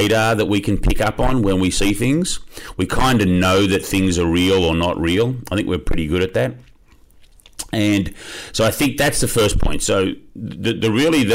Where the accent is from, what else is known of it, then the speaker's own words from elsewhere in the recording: Australia; I am from Australia, grew up there